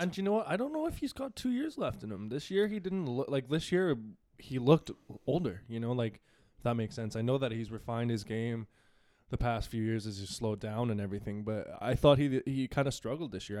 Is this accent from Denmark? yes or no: no; Canada; I'm Canadian